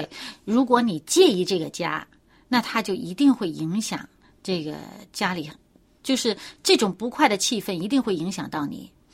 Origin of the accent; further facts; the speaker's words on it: China; 我们中国人